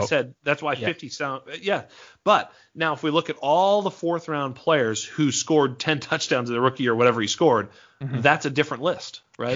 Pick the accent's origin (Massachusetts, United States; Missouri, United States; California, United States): Massachusetts, United States; I'm from Massachusetts